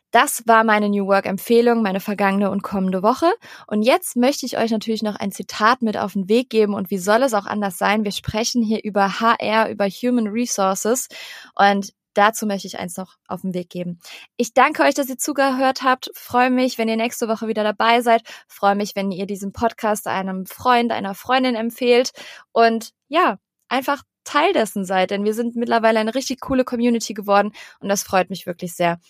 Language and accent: German; Cologne, North Rhine-Westphalia, Germany; moved away as an adult; now in Hamburg, Germany; Und wir kommen beide aus Köln